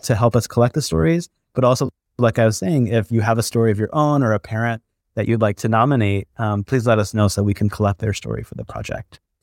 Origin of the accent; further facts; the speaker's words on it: Michigan, United States; also born or lived in India; I grew up for the most part in Michigan, that's where I was born and brought up